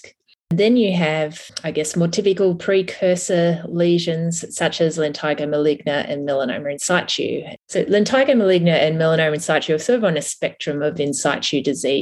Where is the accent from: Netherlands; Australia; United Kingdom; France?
Australia; Tamworth, New South Wales; now in Sydney, Australia; I'm originally from Tamworth